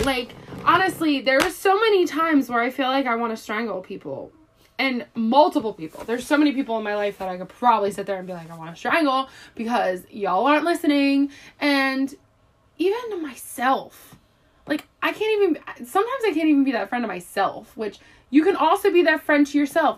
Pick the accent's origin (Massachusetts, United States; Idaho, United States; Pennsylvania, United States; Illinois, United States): Pennsylvania, United States; Philadelphia; I'm also 23, but I am from Philadelphia